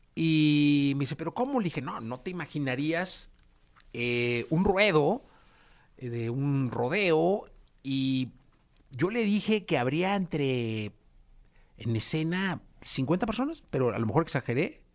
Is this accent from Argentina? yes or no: no; Guadalajara, Jalisco, Mexico; moved away; somos, somos de Guadalajara